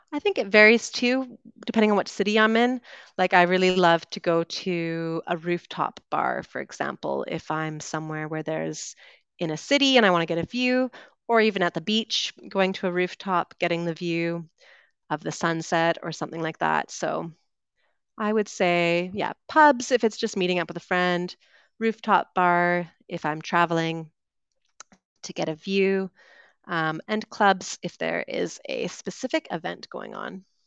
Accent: Vancouver, British Columbia, Canada; moved away as an adult; also born or lived in United Kingdom; growing up in Vancouver

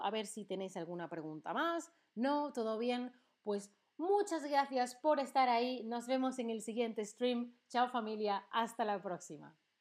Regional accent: Seville, Andalusia, Spain; now in Berlin, Germany; de Sevilla, de mi ciudad de origen, es la más bonita, o es la más soleada, o Berlín, la ciudad en la que vivo

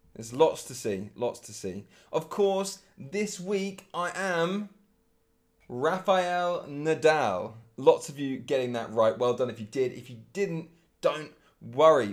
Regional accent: England, United Kingdom; now in Germany; my home country being England

